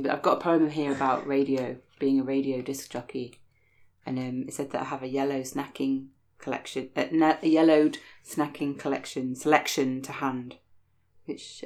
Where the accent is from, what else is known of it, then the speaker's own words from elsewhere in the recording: Sheffield, Yorkshire and the Humber, United Kingdom; now in Wales; I grew up in Sheffield, but my mum's from... Well, my mum also grew up in Yorkshire, but her parents were Welsh-speaking from the Valleys